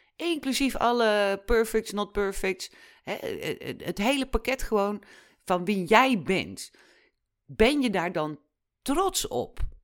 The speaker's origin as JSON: {"language": "Dutch", "country": "Netherlands", "said": "wij als Nederlanders"}